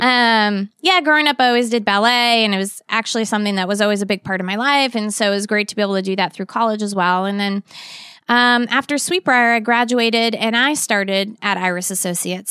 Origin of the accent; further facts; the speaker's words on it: Boston, Massachusetts, United States; moved away as an adult; also born or lived in Virginia; I grew up in the Boston area